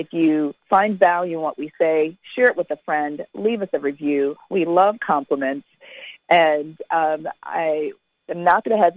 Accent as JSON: {"language": "English", "region": "Connecticut", "country": "United States", "tie": "born or raised there", "also_born_or_lived": "Jamaica", "said": "I grew up in Connecticut"}